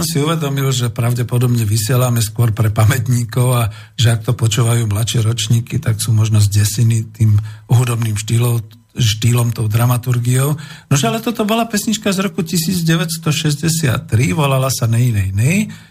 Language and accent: Slovak; Bratislava, Bratislava Region, Slovakia; som taký starý, typický, narodený bratislavčan